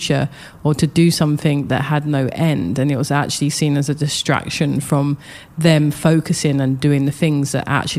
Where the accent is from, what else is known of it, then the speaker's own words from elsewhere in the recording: London, United Kingdom; moved away as an adult; also born or lived in Japan / New York; I grew up in London, Southeast London